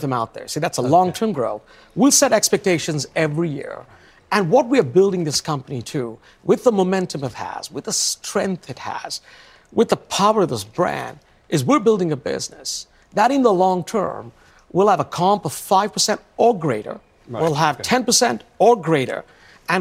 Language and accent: English; India; also born or lived in London; now in Seattle, United States; I come from India